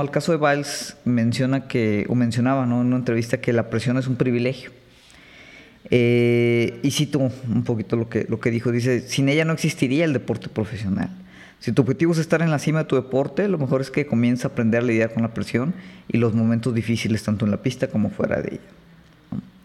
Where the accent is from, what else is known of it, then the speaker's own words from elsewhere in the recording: Mexico; nosotros como mexicanos